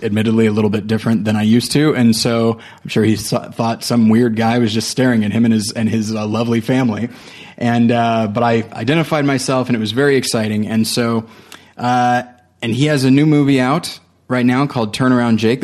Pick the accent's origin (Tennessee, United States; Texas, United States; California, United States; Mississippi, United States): California, United States; moved away; I'm from California originally